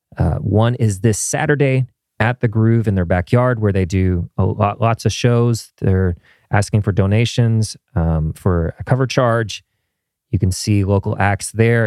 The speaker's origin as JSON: {"language": "English", "region": "Midwest", "country": "United States", "tie": "born or raised there", "moved": "yes", "said": "as a kid growing up in the Midwest"}